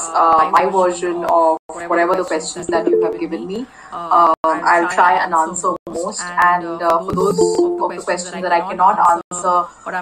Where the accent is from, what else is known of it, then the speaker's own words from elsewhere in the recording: India; I am actually an Indian, which means I'm based out of India right now.